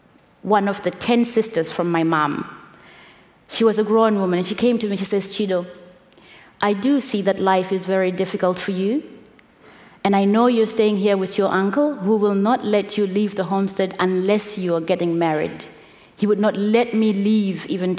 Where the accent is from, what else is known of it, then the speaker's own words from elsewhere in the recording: Zimbabwe; coming from where I come from Zimbabwe, with the background that I have of growing up in Zimbabwe